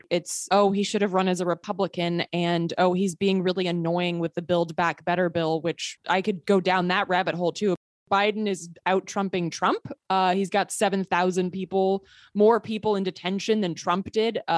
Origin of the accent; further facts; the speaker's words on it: Sweden; I grew up partially in Sweden. I'm a, a, Swedish citizen.